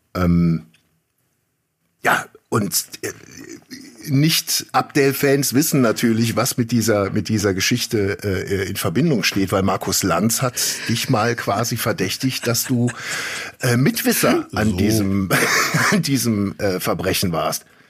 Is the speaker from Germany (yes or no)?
yes; Germany; als Deutsche